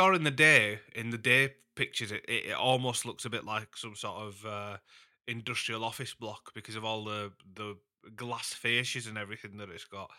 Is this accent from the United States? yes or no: no; Huddersfield, Yorkshire and the Humber, United Kingdom; Huddersfield, which is my hometown team